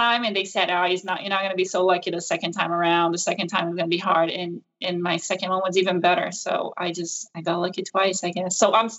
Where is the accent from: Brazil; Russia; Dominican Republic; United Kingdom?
Brazil; moved away as an adult; now in Jacksonville, United States; we are both from Brazil. We've been here in the U.S. for about 16 years, and we don't have any family here